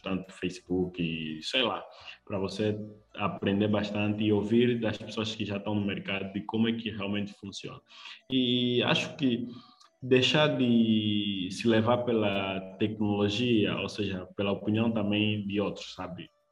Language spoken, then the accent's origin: Portuguese; Luanda, Luanda Province, Angola; sou de Luanda, é, Angola